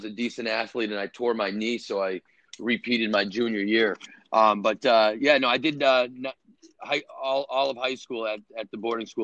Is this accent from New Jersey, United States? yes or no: no; Boston, Massachusetts, United States; also born or lived in Connecticut; I grew up mainly in Boston